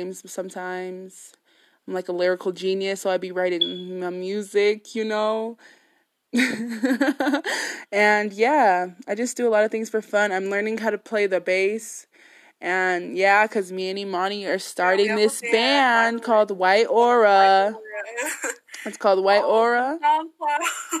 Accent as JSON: {"language": "English", "town": "Denver", "region": "Colorado", "country": "United States", "said": "We are both from Colorado. I'm from Denver, Colorado"}